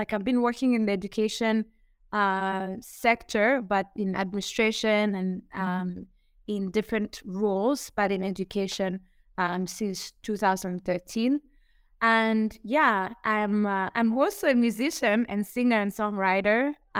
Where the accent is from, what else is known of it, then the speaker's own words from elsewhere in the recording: Burundi; also born or lived in Zambia; now in Kigali, Rwanda; I'm from Burundi. I'm Burundian. I'm currently based in Rwanda. And I've lived, I'd say majority or maybe half of my life in Zambia.